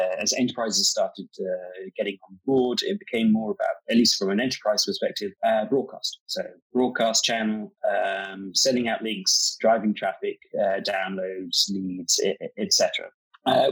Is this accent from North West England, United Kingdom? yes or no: no; London, United Kingdom; now in Atlanta, United States; I'm from London, but I'm based in Atlanta